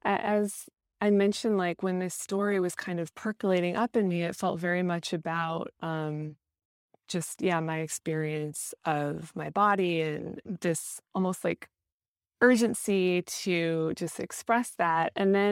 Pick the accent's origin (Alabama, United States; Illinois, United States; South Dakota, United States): South Dakota, United States; my experience of the surroundings where I was raised in South Dakota. It's like the part of South Dakota where I grew up, it's like very flat and you have this like immense view of the night sky.